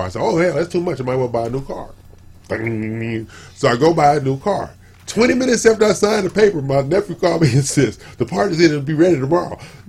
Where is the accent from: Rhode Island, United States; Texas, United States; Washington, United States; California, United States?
California, United States; Los Angeles; now in Houston, United States; I'm born and raised in Los Angeles